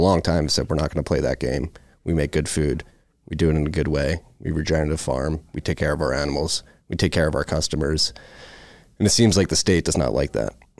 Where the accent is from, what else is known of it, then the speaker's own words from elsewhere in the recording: Philadelphia, Pennsylvania, United States; I'm growing up in Philadelphia, we had Reading Terminal in Philadelphia